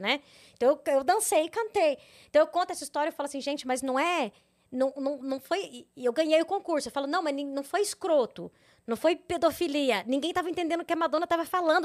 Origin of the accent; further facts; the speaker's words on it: Mato Grosso, Brazil; moved away as an adult; also born or lived in Rio Verde, Goiás / São Paulo / Canada; Eu sou de Mato Grosso